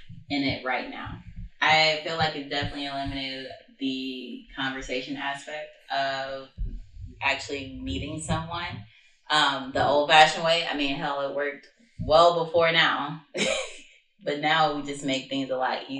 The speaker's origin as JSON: {"language": "English", "town": "St. Louis", "region": "Missouri", "country": "United States", "tie": "born or raised there", "also_born_or_lived": "Jackson, Mississippi", "moved": "as an adult", "lives_now": "Texas, United States", "said": "I'm from St. Louis, technically from Jackson, Mississippi, but, you know, I rep the Lou all day. That's where I grew up and was raised"}